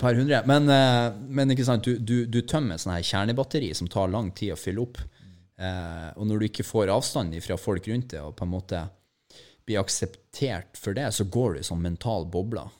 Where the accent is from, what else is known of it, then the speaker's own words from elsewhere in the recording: Mo i Rana, Nordland, Norway; now in Oslo, Norway; jeg er bare fra Mo i Rana